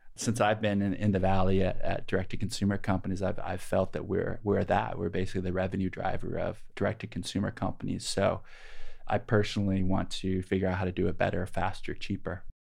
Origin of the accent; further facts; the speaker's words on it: Peoria, Illinois, United States; moved away as an adult; also born or lived in Bay Area; I grew up in Peoria, Illinois